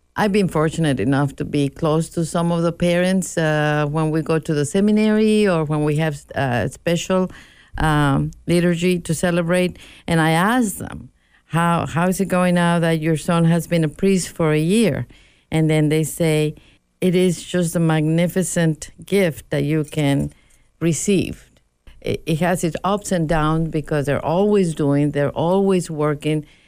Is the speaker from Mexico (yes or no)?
yes; Mexico; moved away; I was raised Roman Catholic in Mexico